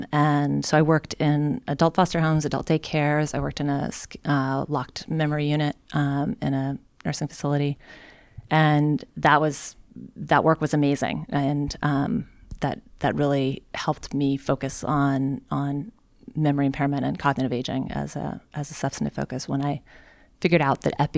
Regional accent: Oklahoma, United States; moved away; also born or lived in Chicago; I am from Oklahoma.

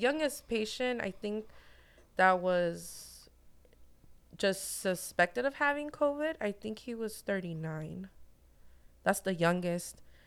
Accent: Santa Ana, California, United States; born and raised in Santa Ana

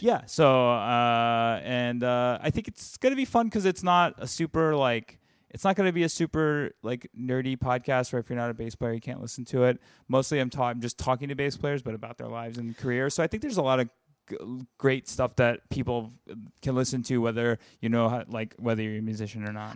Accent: the South, United States; now in New York, United States; I'm from the South

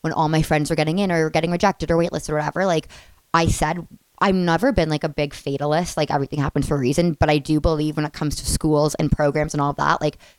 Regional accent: Toronto, Ontario, Canada; I'm from Toronto

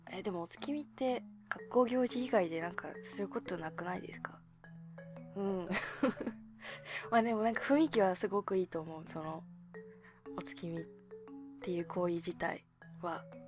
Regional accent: Hokkaido, Japan; now in Tokyo, Japan

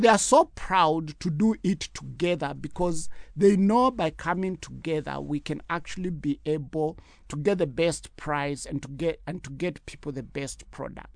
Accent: Kenya; as a Kenyan

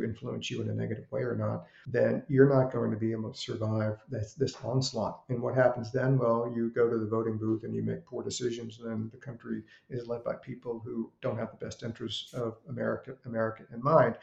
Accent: Richmond, Virginia, United States; I grew up in Richmond in the 60s and 70s

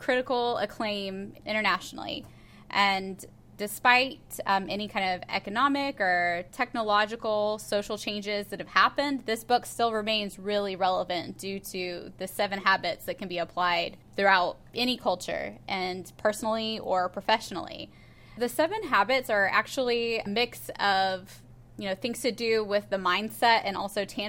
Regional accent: Oklahoma, United States; I'm from Oklahoma

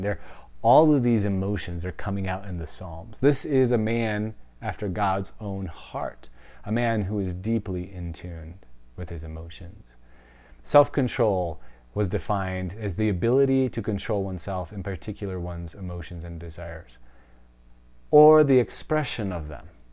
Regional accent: Wisconsin, United States; I'm from Wisconsin. It's the cheese state, like, cheese is in my veins

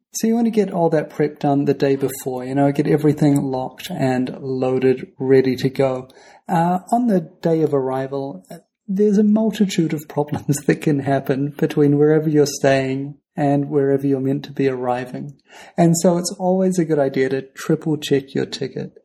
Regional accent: New Zealand; we're from New Zealand.

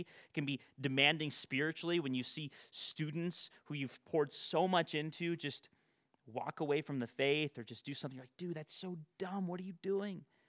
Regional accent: Bakersfield, California, United States; also born or lived in Fresno area, California; my hometown of Bakersfield

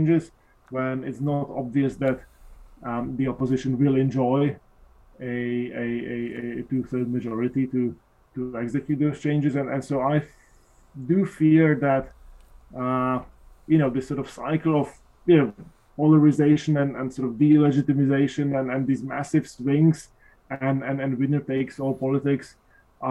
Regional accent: Slovakia; moved away; I'm originally from Slovakia

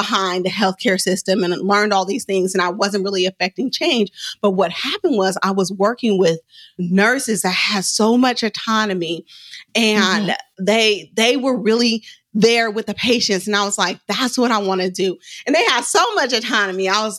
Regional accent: Oakland, California, United States; I'm from West Oakland.

